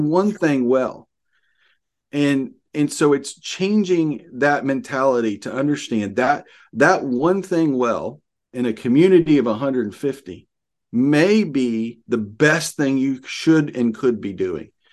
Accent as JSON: {"language": "English", "region": "Arkansas", "country": "United States", "said": "I'm from Arkansas."}